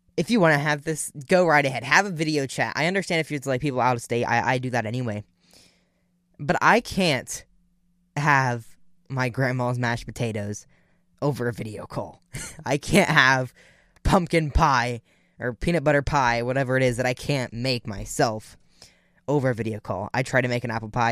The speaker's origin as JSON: {"language": "English", "region": "Ohio", "country": "United States", "said": "I'm from Ohio"}